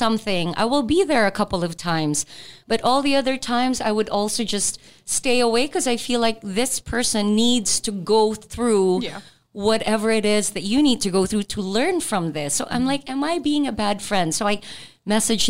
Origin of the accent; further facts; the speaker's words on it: Nigeria; moved away; a friend who I grew up with in Nigeria